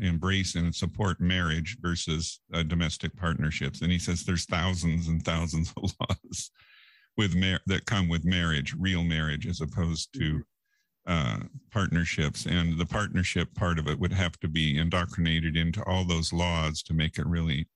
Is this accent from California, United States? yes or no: yes; extreme Northern California, United States; now in Southern California, United States; I grew up in extreme Northern California, as they say, which means it's somewhere north of Sacramento and San Francisco, almost in Oregon